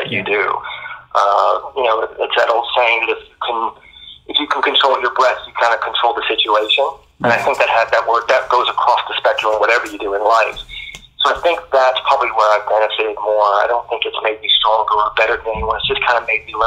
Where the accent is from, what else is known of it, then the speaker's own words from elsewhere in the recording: Bahamas; moved away; I was born in the Bahamas. So I was pretty much raised around the ocean